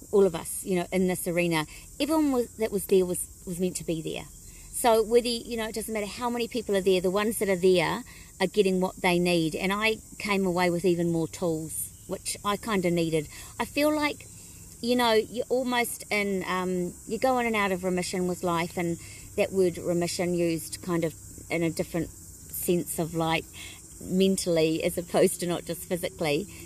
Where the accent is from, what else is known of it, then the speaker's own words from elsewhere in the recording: Blenheim, Marlborough, New Zealand; born there; Okay, so born in Blenheim, um, Dad was in the Air Force, so um, lived at Woodbourne uh, Air Force